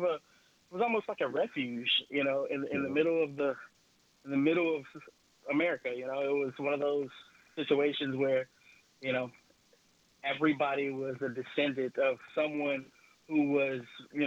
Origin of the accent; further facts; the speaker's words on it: Mossville, Louisiana, United States; Growing up in Mossville, honestly, it was great growing up as a kid. We spent a lot of time at the recreation center.